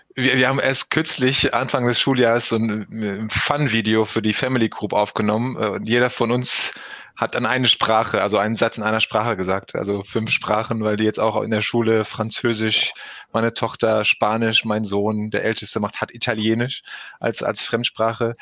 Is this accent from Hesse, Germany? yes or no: no; Recklinghausen, North Rhine-Westphalia, Germany; aus dem schönen Recklinghausen hier geboren, aufgewachsen mitten im Ruhrgebiet